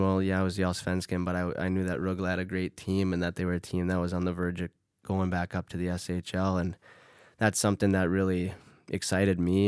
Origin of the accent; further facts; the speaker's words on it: Duluth, Minnesota, United States; moved away as an adult; now in Sweden; my hometown